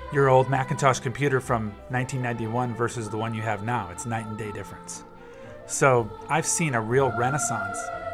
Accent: Ann Arbor, Michigan, United States; the Michigan Marching Band, where I grew up in Ann Arbor

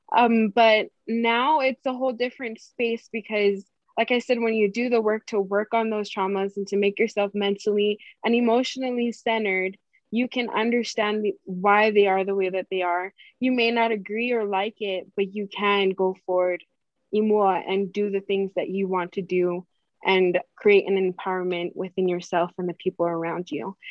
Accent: Hawaii, United States; growing up in Hawaii

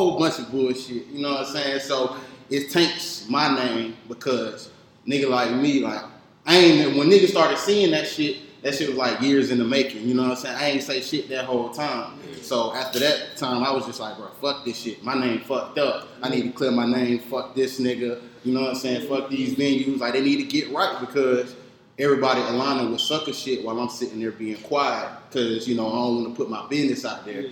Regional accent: Atlanta, Georgia, United States; born or raised there; also born or lived in Augusta, Georgia

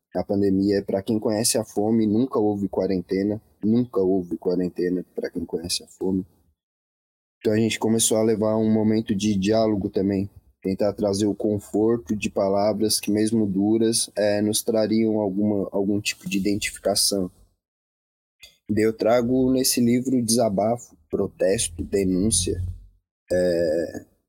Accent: Laguna, Santa Catarina, Brazil; Eu venho de Laguna, uma cidade com menos de 50 mil habitantes

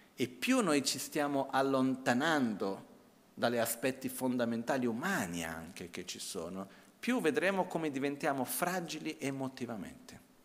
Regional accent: India; moved away; also born or lived in Brazil; il contesto in cui io ho cresciuto in India, prima in Brasile ma principalmente dopo in India

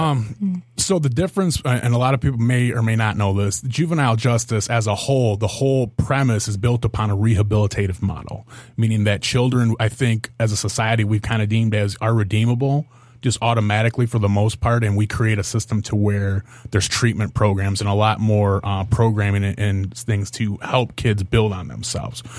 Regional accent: Monroe County, Michigan, United States; also born or lived in Toledo, Ohio; I was growing up in Monroe County

